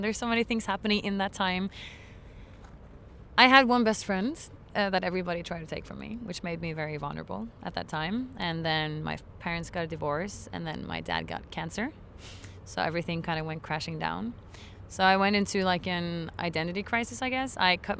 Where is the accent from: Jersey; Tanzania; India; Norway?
Norway; moved away; I was born in Norway.